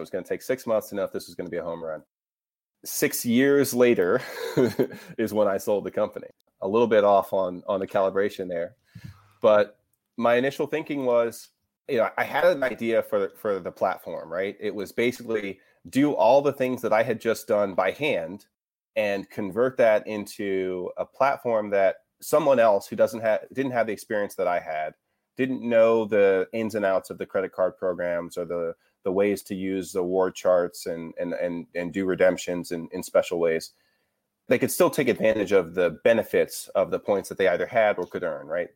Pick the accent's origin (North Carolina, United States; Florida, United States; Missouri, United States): North Carolina, United States; Raleigh; moved away as an adult; I was new to the Raleigh startup ecosystem because it didn't exist when I was here, and I also, I wasn't even thinking entrepreneurship when I was here, you know, in high school